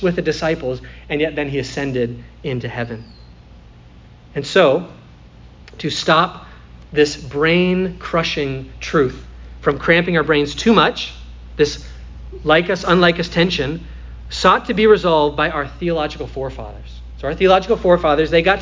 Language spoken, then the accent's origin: English; Midwest, United States; now in Florida, United States; I come from the Midwest